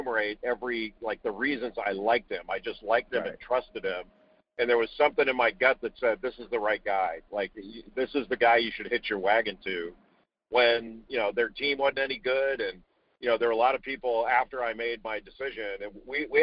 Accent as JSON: {"language": "English", "region": "Southern California", "country": "United States", "tie": "born or raised there", "said": "I grew up in Southern California, not far from the water"}